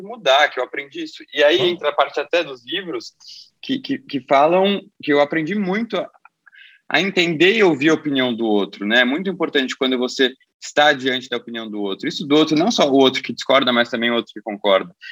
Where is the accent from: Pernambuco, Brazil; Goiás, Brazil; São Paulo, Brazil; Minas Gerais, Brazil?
São Paulo, Brazil; nasci em São Paulo, cresci em São Paulo